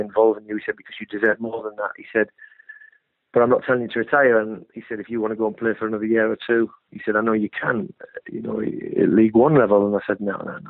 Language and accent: English; Hartlepool, North East England, United Kingdom; now in Bournemouth, United Kingdom; I've lived in Bournemouth longer than I lived in my hometown of Hartlepool